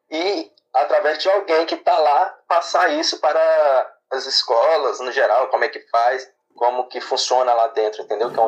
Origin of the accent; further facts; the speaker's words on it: São Mateus, Espírito Santo, Brazil; moro em São Mateus, né, nasci nascido aqui